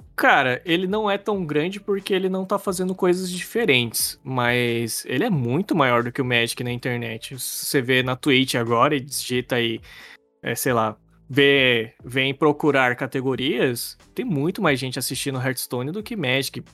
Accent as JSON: {"language": "Portuguese", "town": "Cuiabá", "region": "Mato Grosso", "country": "Brazil", "said": "a gente é de Cuiabá"}